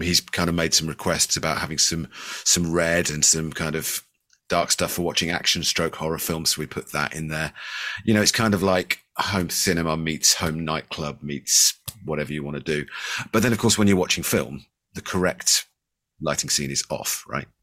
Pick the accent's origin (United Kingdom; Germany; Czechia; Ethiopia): United Kingdom; Bristol, South West England; I'm from Bristol in the U K.